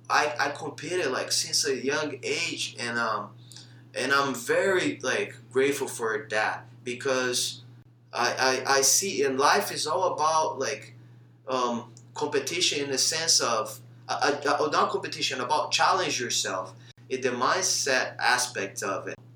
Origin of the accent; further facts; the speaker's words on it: Brazil; I came from Brazil, left everything behind to teach.